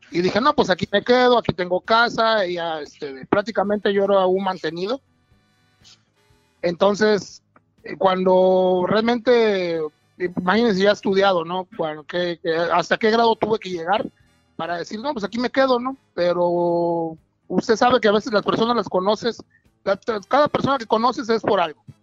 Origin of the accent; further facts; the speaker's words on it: Veracruz, Mexico; Soy de Veracruz, vengo de, Veracruz, del mero puerto de Veracruz.